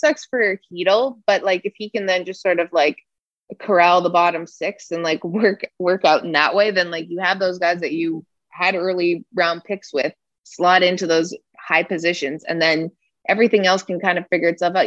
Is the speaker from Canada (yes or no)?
yes; Toronto, Ontario, Canada; moved away; I'm from Toronto